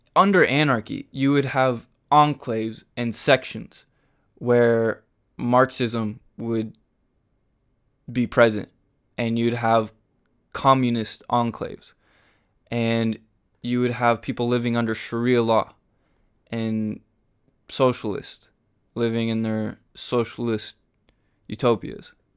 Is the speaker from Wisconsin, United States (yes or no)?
no; Huntington Beach, California, United States; I grew up in Huntington Beach.